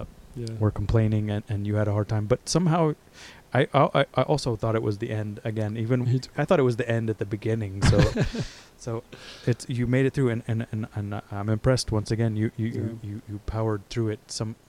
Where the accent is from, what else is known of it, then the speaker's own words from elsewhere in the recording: Texas, United States; I'm from Texas, so I can talk to him a little bit about